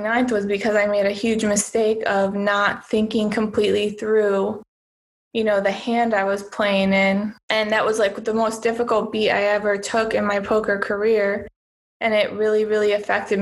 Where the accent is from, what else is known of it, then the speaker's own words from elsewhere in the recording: United States; moved away as an adult; now in Cyprus; I'm originally from the United States